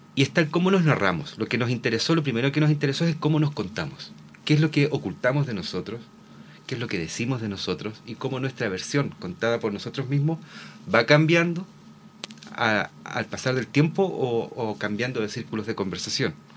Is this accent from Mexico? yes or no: no; Concepción, Biobío, Chile; Soy de Concepción, pero regresé el dos mil diecinueve a vivir acá